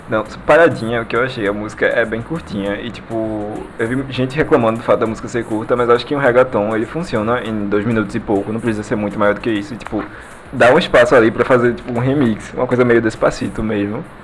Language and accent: Portuguese; Recife, Pernambuco, Brazil; Eu sou de Recife, Pernambuco